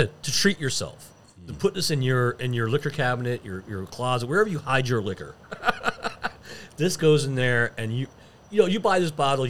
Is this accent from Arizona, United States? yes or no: no; New York, United States; moved away; I'm from New York.